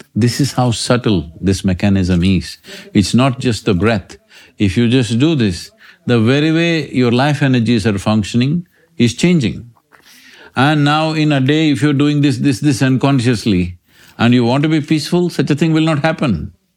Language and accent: English; India; I'm Indian